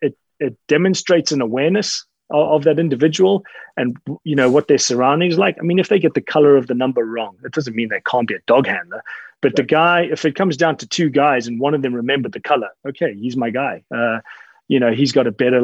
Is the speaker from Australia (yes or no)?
no; Zimbabwe; I was born and raised in Zimbabwe